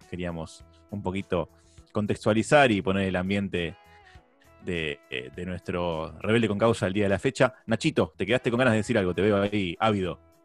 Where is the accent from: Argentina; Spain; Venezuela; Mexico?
Argentina; Acá en Argentina tenemos la sana costumbre